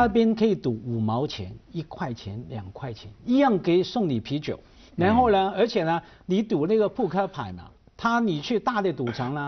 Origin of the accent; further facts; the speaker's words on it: Hong Kong; 我作为香港人